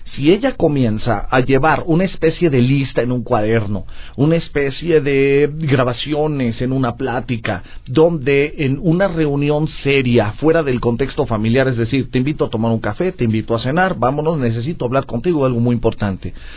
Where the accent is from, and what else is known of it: Mexico